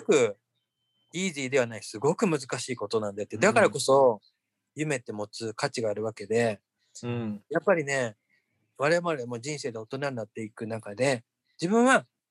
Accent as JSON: {"language": "Japanese", "country": "Japan", "moved": "yes", "lives_now": "United States"}